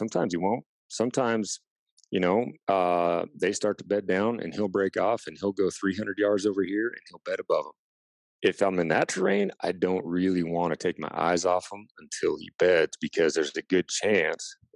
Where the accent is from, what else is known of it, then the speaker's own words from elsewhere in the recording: Washington, United States; I grew up in Washington State